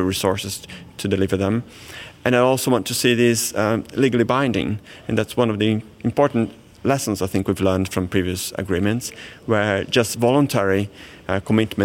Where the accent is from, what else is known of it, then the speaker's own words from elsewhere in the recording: Brazil; moved away; I grew up in Brazil, which is the world's most biodiverse country